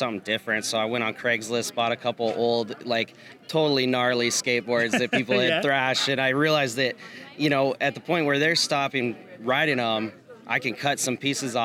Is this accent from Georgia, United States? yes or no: no; Alaska, United States; I grew up in Alaska